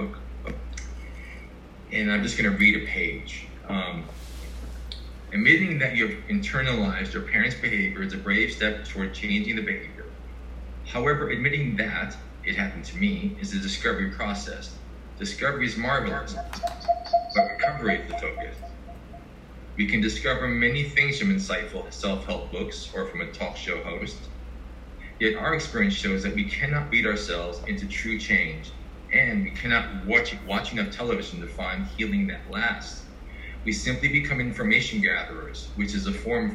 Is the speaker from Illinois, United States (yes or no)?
no; New York, United States; also born or lived in Asia / Iceland / Bronx, New York; I'm from New York. I'm not from Brooklyn. I'm from Manhattan